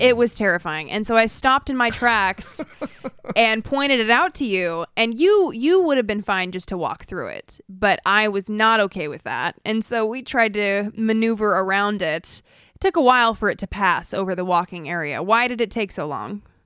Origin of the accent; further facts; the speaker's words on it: Idaho, United States; growing up in Idaho